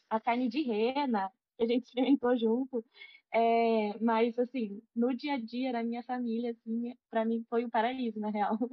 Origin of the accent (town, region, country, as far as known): Brazil; also born or lived in Sweden